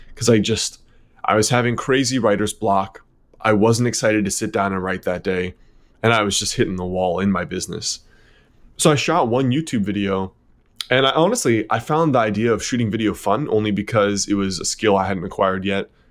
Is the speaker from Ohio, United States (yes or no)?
no; Connecticut, United States; also born or lived in New York City; I was born in New York City, then raised in Connecticut